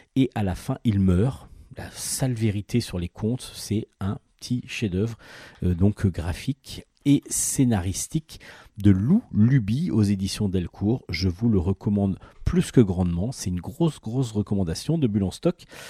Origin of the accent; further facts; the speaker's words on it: France; nous les Français